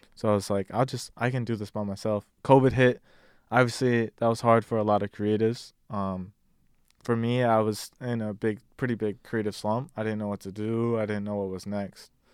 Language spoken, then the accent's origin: English; Detroit, Michigan, United States; now in Richmond, United States; I'm originally from Detroit, Michigan. I live in Virginia now, uh, Richmond